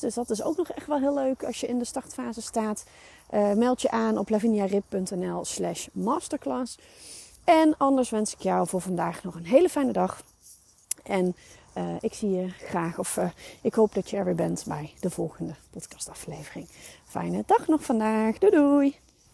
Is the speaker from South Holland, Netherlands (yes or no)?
no; North Brabant, Netherlands; bij ons in Brabant.